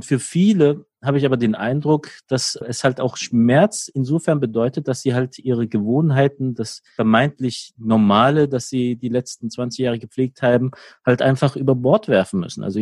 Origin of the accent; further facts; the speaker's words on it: Ludwigshafen, Rhineland-Palatinate, Germany; Ich komme äh, aus Ludwigshafen, der schönsten Stadt Deutschlands